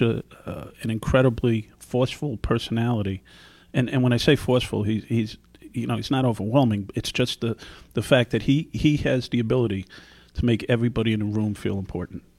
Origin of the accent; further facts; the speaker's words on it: New York City, New York, United States; moved away as an adult; also born or lived in Newark; now in Chicago, United States; born and raised in the Bronx